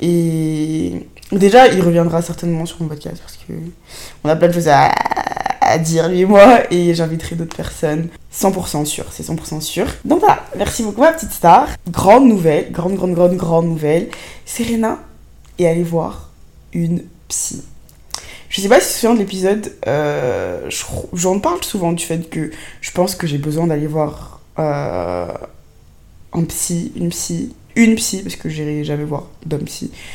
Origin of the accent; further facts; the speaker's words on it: Côte d’Ivoire; moved away; also born or lived in Senegal; j'ai grandi en Afrique noire, tu vois, en Côte d'Ivoire, au Sénégal.